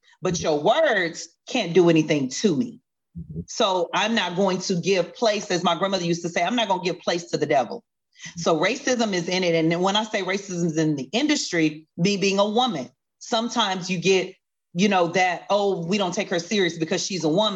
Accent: the South, United States; now in Texas, United States; growing up in the South

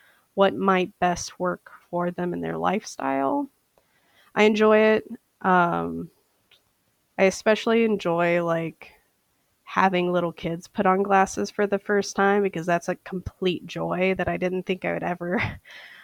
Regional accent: St. Paul, Minnesota, United States; I am from St. Paul, Minnesota

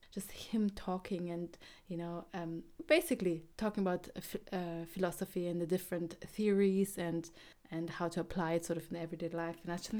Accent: Germany; English is a second language; I grew up in Germany. My English was really bad.

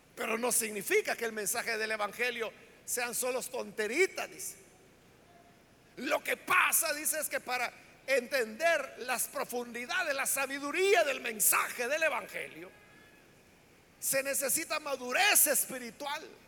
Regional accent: El Salvador; la iglesia evangélica en nuestro país, le estoy hablando del Salvador

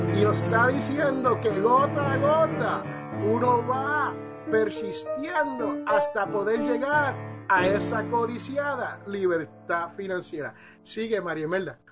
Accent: Puerto Rico; moved away; also born or lived in Jersey City, New Jersey; yo soy de Jersey City, New Jersey. Yo soy originalmente nacido ahí, pero criado en la isla del encanto, Puerto Rico

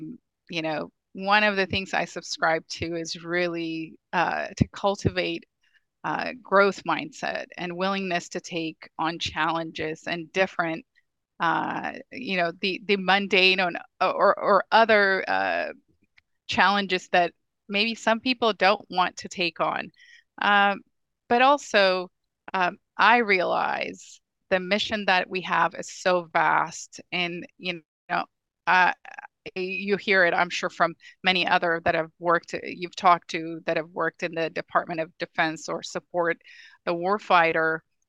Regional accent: Ethiopia; now in United States; I'm an immigrant from Ethiopia. You know, I've been here for a very long time, but I don't take the freedom we have in this country for granted.

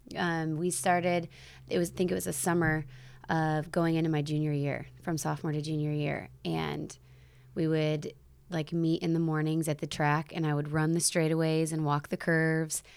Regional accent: South Bend, Indiana, United States; born and raised in South Bend

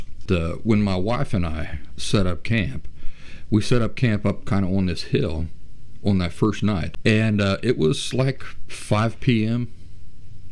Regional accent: Appalachia, United States; I grew up in Appalachian wilderness

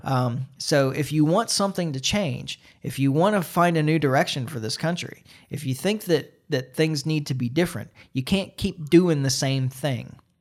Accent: United States

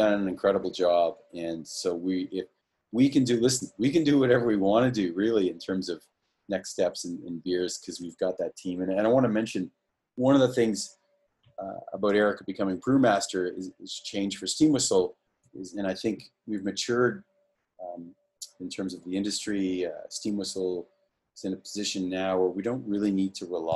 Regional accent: Canada; we're all Canadian

